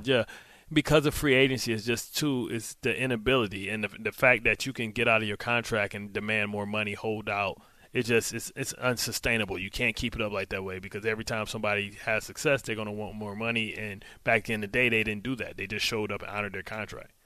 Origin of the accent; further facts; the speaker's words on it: Detroit, Michigan, United States; I'm from Motown